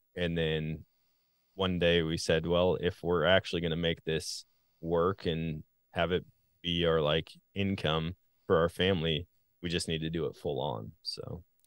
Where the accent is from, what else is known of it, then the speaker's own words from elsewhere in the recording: Wisconsin, United States; moved away; also born or lived in Missouri; I grew up in Wisconsin